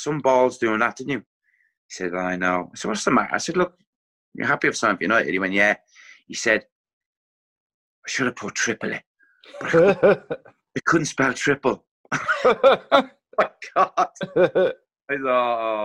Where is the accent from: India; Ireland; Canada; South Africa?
Ireland; moved away; obviously being Irish as well